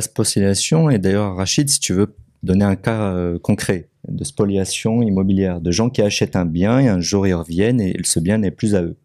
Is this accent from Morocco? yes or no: yes; Morocco; en tant que Marocain